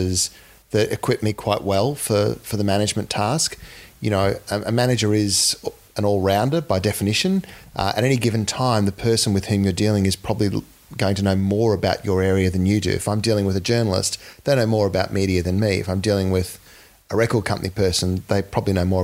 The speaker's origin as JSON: {"language": "English", "town": "Townsville", "region": "Queensland", "country": "Australia", "tie": "born or raised there", "moved": "yes", "said": "I grew up in North Queensland in Townsville"}